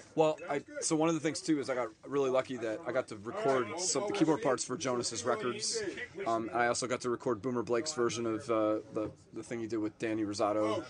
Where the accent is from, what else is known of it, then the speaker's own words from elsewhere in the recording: the Poconos, Pennsylvania, United States; moved away as an adult; also born or lived in New Jersey / New York City; now in Florida, United States; I grew up in Pennsylvania and lived there all through high school